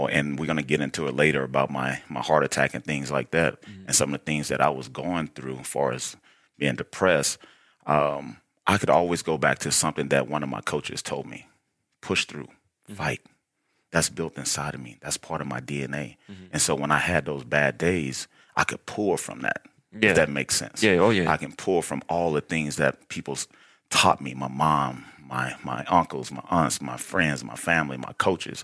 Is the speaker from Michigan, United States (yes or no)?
no; Baton Rouge, Louisiana, United States; moved away as an adult; also born or lived in Wyoming / Idaho; I'm from, born and raised, Baton Rouge, Louisiana.